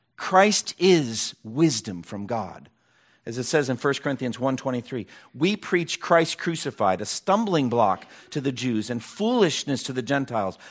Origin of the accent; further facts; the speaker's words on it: eastern Massachusetts, United States; now in Raleigh-Durham, United States; four cities in eastern Massachusetts around my hometown where I grew up